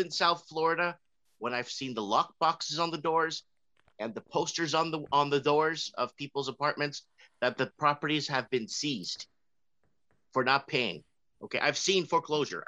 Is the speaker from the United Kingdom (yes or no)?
no; Toronto, Ontario, Canada; moved away; Toronto. I grew up in Toronto.